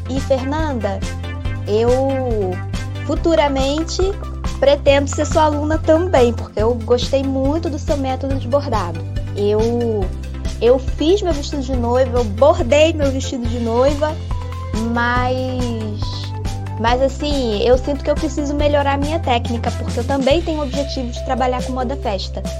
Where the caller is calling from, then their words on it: Nova Friburgo, Rio de Janeiro, Brazil; eu sou de Nova Friburgo.